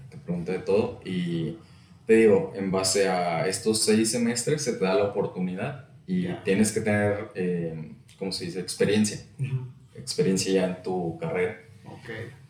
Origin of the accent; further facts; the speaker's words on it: Saltillo, Coahuila, Mexico; also born or lived in Nuevo León; soy de aquí de Saltillo.